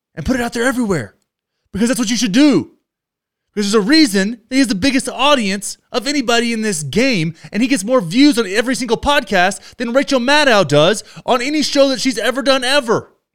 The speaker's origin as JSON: {"language": "English", "country": "United States", "said": "we as American citizens"}